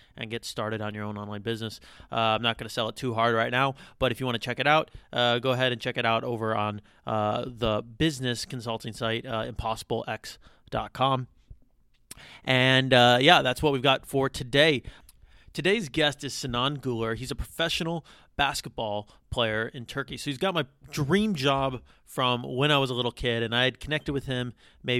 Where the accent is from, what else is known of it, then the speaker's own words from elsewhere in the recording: United States; accent: American; my American accent